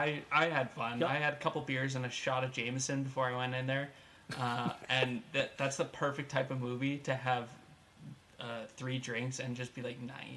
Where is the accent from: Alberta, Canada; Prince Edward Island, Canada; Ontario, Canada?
Alberta, Canada; Calgary; moved away as an adult; now in Regina, Canada; born and raised in Calgary, somehow migrated my way furthermore into Hickland, Canada, living here in Regina now the last 5 years. But when you grow up in a city with an NHL team, with a barn that is shaped like a saddle